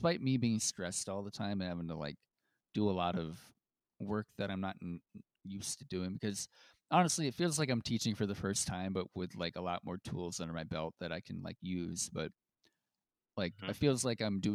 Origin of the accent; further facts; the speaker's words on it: near Rochester, New York, United States; growing up near Rochester